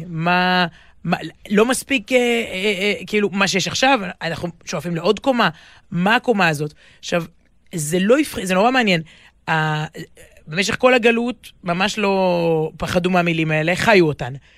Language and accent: Hebrew; Israel; אני גדלתי בישראל, במשפחה שורשית ומלאת, אה, מלאת חגים